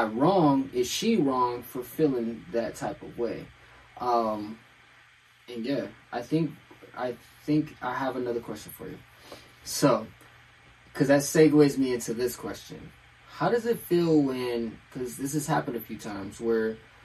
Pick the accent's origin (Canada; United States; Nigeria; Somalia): Nigeria; I'm Nigerian.